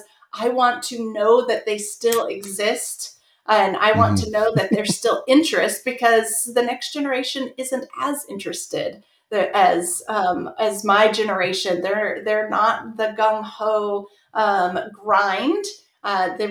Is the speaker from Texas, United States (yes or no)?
no; Southern California, United States; I grew up in Southern California